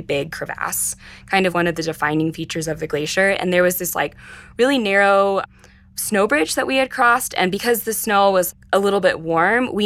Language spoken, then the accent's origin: English; Texas, United States; I grew up in Texas, and growing up in Texas, I didn't have access to a lot of the outdoors